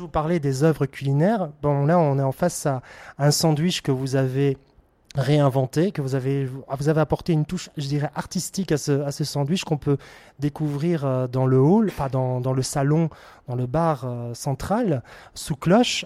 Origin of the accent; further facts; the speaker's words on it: Belgium; en tant que Belge